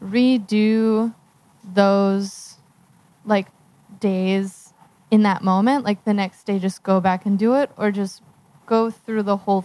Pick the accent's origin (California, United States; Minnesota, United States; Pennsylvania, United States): Pennsylvania, United States; Philadelphia; I'm from Philadelphia. I'm moving across to here, across the country in 6 weeks.